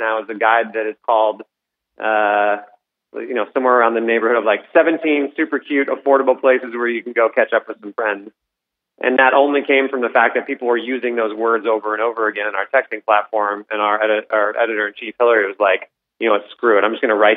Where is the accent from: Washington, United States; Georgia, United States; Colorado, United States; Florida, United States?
Colorado, United States; moved away; I grew up in Colorado